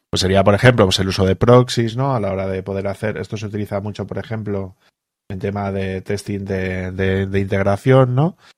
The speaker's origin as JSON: {"language": "Spanish", "country": "Spain", "said": "nosotros aquí en España"}